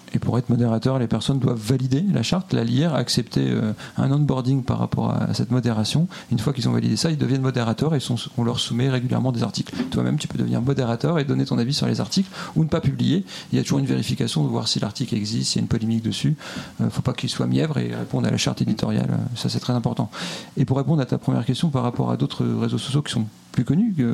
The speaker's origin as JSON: {"language": "French", "town": "Lille", "region": "Hauts-de-France", "country": "France", "moved": "yes", "lives_now": "Montreal, Canada", "said": "Lillois pour ma part"}